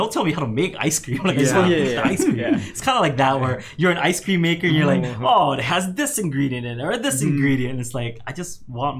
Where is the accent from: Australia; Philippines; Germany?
Philippines; now in Kauai, United States; I mean, I wasn't born here, but I moved here from the Philippines in 92, and mm-hmm. it was just so quiet.